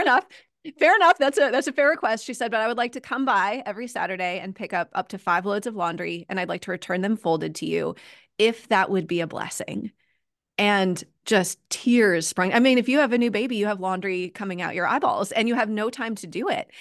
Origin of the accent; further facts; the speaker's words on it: United States; I'm an American